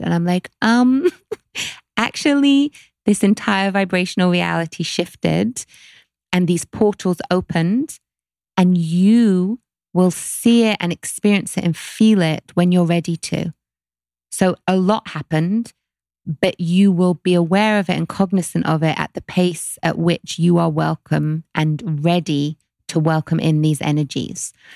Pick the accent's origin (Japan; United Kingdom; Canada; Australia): United Kingdom; London; growing up in London